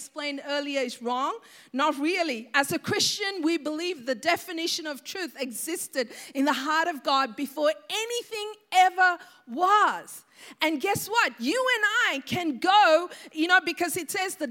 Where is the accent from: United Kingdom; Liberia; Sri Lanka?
Sri Lanka; I remember growing up in Sri Lanka